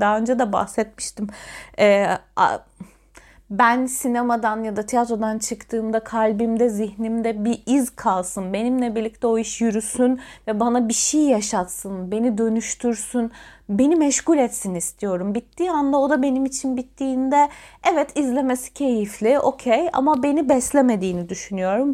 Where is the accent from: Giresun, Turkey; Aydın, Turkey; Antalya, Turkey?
Antalya, Turkey; ben bir Antalyalıyım.